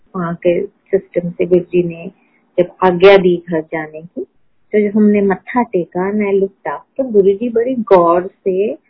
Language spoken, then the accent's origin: Hindi; Pune, Maharashtra, India; moved away as an adult; now in Delhi, India; I was born in Poona मैंने schooling वहां की मैंने कॉलेज वहां की